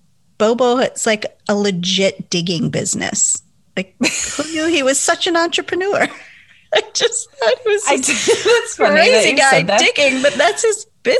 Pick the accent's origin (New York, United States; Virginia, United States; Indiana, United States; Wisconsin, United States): Wisconsin, United States; Milwaukee; we're from Harley Davidson capital of the world.